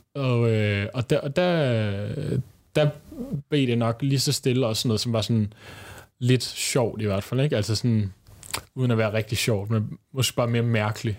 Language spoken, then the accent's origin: Danish; Bornholm, Capital Region of Denmark, Denmark; now in Copenhagen, Denmark; der boede jeg på Bornholm, øh, hvor jeg voksede op